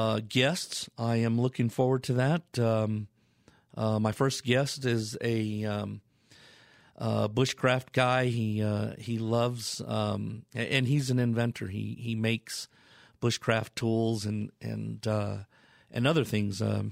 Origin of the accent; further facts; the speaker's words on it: Colorado Springs, Colorado, United States; I have a cabin here in Colorado. That's where I'm from. And a little bit about me. Born and raised in Colorado, Colorado Springs, Colorado.